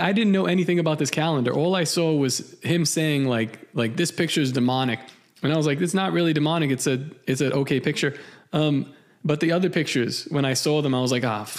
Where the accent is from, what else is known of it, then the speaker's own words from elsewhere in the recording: Puerto Rico; I'm from Puerto Rico.